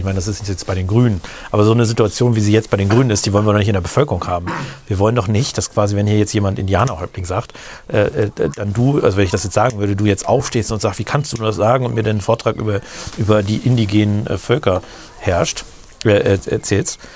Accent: Rotenburg, Germany; im Krankenhaus in Rothenburg mhm. wo ich geboren bin in dem Krankenhaus

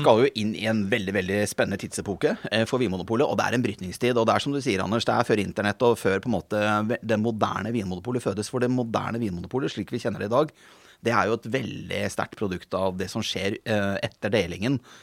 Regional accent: Norway; som nordmann

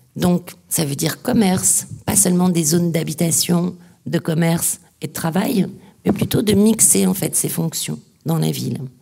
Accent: the Nord, Hauts-de-France, France; Je suis du Nord

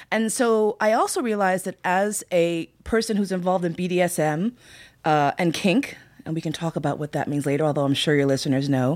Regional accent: New York, United States; I grew up in New York

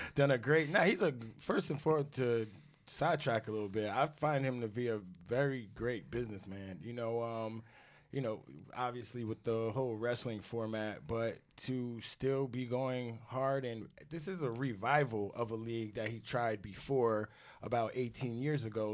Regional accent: Rockland County, New York, United States; I am from Rockland County, New York.

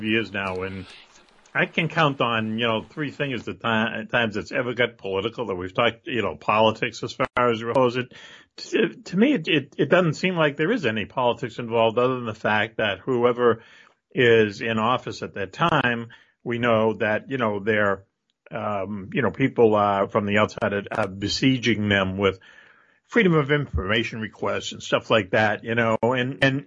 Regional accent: Boston, Massachusetts, United States; accent: Boston; my Boston accent

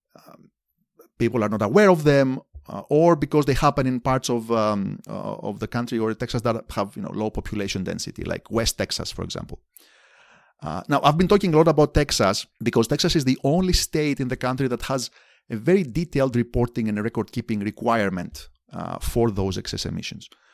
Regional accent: Athens, Attica, Greece; moved away as an adult; also born or lived in Amherst, Massachusetts; now in Indiana, United States; I grew up in Athens, Greece, in the nineteen eighties.

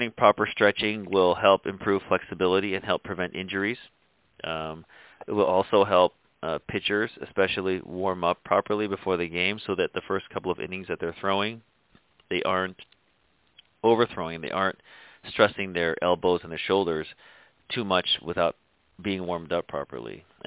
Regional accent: Cleveland, Ohio, United States; I was born and raised in Cleveland, Ohio, so I've always been a Cleveland Indians fan

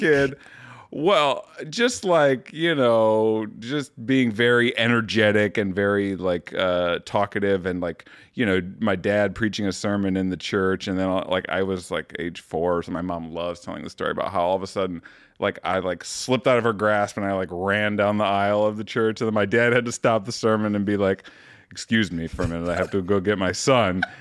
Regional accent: Muskegon, Michigan, United States; moved away as an adult; also born or lived in Toledo, Ohio / Grand Rapids, Michigan; now in Chicago, United States; I started fourth grade in Muskegon when he moved to that church. So lived half my childhood in Toledo, mm-hmm. half in uh, Muskegon

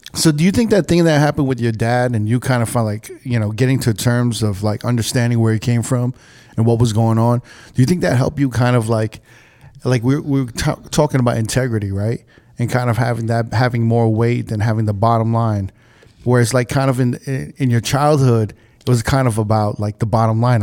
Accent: New York, United States; moved away as an adult; now in Las Vegas, United States; when I was growing up in New York

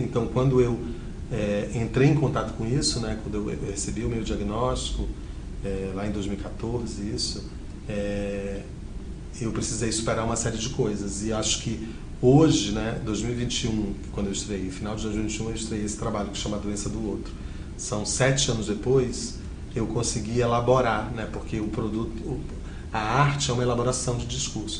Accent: Rio de Janeiro, Brazil; moved away as an adult; also born or lived in Belém, Pará; now in São Paulo, Brazil; no Rio de Janeiro, que é onde eu fui criado

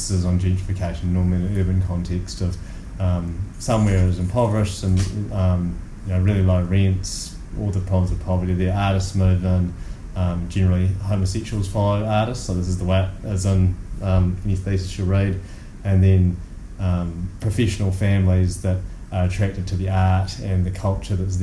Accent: Sydney, New South Wales, Australia; now in Whanganui, New Zealand; I grew up in Surry Hills in Sydney

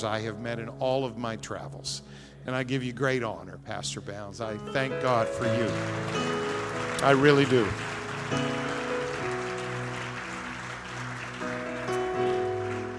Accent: New Brunswick, Canada; I grew up in New Brunswick, Canada

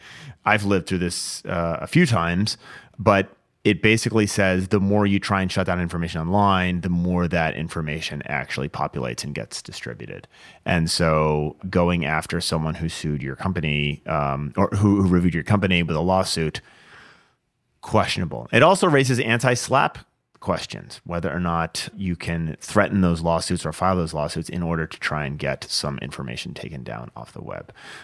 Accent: Washington, United States; So, I mean, this happened, this is in my home state, Washington, Vancouver, Washington.

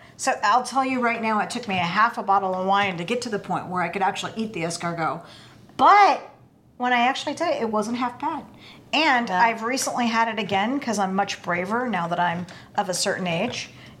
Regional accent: Oregon, United States; moved away; also born or lived in Colorado; I grew up in Oregon

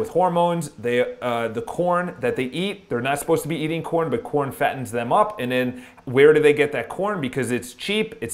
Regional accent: Long Island, New York, United States; now in New York City, United States; I grew up on Long Island

